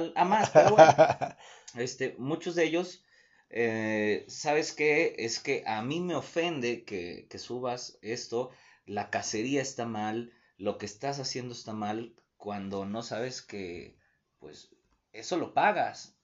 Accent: Mexico; como todo mexicano

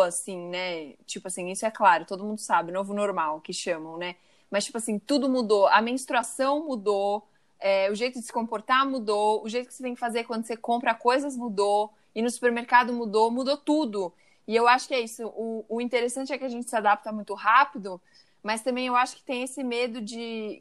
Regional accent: Brazil; somos brasileiros.

